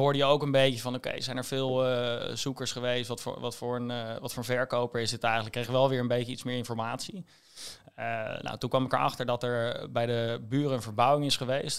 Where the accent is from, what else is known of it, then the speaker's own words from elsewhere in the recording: Rotterdam, South Holland, Netherlands; moved away as an adult; now in Amsterdam, Netherlands; als Rotterdammer zijnde